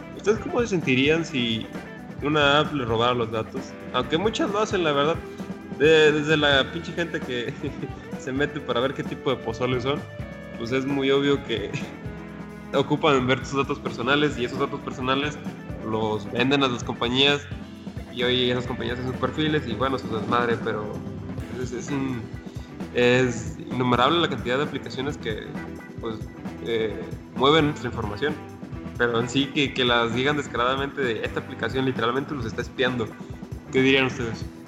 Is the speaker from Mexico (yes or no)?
yes; Mexico; yo no me arrepiento de ser mexicano